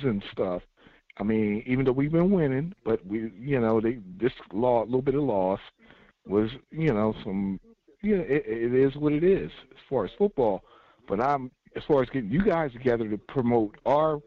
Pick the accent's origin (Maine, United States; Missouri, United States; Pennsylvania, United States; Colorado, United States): Pennsylvania, United States; Coatesville; I'm from Coatesville, Pennsylvania